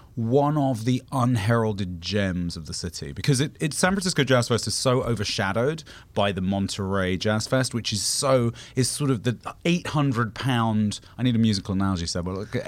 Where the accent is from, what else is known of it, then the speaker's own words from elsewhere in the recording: United Kingdom; as a British person